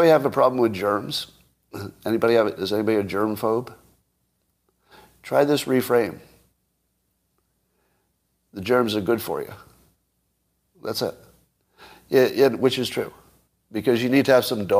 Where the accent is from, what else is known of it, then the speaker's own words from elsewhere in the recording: New York, United States; moved away; I grew up in New York